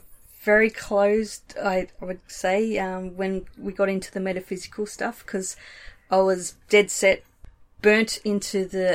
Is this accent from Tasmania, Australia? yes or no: yes; Tasmania, Australia; moved away; I grew up in Tasmania, so I was a bit sheltered.